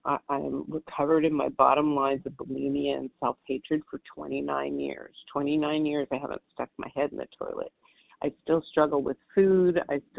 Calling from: Southern California, United States; I'm calling from Southern California, and it's dark and early over here.

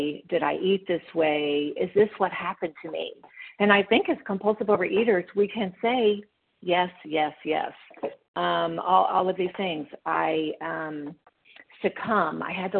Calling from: Memphis, Tennessee, United States; I'm calling from Memphis, Tennessee.

